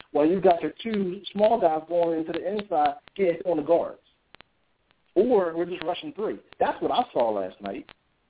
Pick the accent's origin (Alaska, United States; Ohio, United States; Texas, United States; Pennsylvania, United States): Pennsylvania, United States; Philadelphia; I'm from Philly.